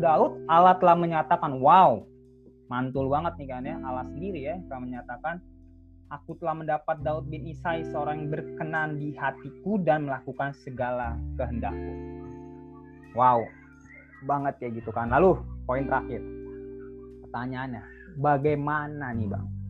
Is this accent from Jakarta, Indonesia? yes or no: yes; Jakarta, Indonesia; now in Bekasi, Indonesia; saya orang Jakarta